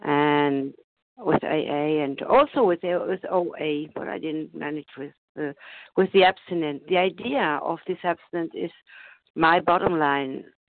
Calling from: Germany; I'm calling from Germany.

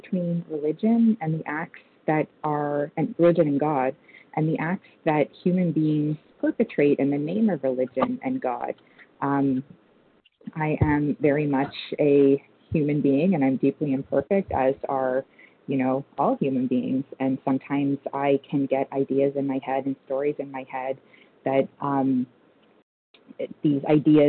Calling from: Toronto, Ontario, Canada; I'm calling from Toronto, Canada.

